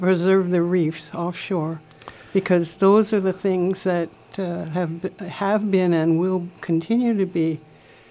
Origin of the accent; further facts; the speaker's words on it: Windward Oahu, Hawaii, United States; I grew up on Windward Oahu, too. And I remember as a kid, we used to go down to Kaneohe Bay and dig for clams